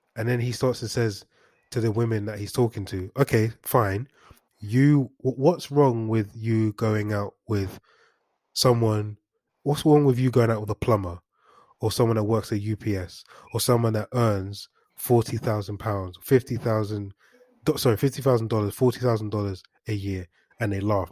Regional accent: London, United Kingdom; I'm not from any hood. I'm from Highbury Hills

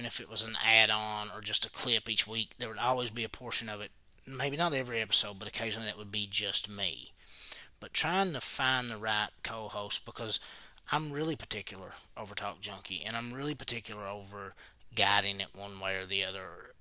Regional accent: Knott County, Kentucky, United States; we're from Knott County

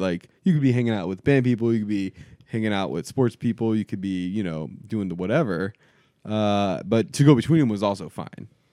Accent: South Florida, United States; growing up in South Florida

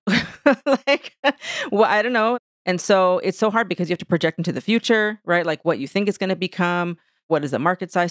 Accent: San Diego, California, United States; moved away as an adult; now in New York City, United States; I am originally from San Diego, California, which is where I'm at right now in this moment, actually, for work. But I live in New York. I've been in New York City for twenty-three years

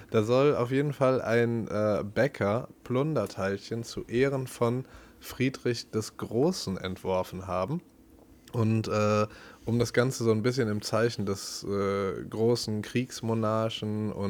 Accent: Berlin, Germany; weil wenn das Ding Berliner genannt wird und du denkst ja als Berliner fuck off, äh, das, ist, das ist nicht, wofür wir bekannt sein wollen, dann nennen wir das halt Pfannkuchen so.

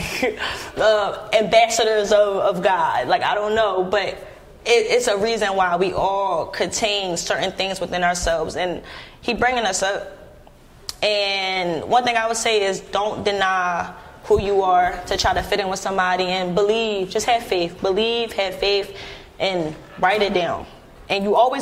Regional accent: Philadelphia, Pennsylvania, United States; I'm from Philly

